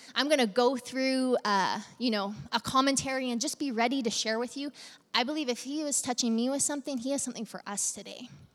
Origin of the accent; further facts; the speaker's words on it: Central Alberta, Canada; now in Medicine Hat, Canada; We're from Central Alberta.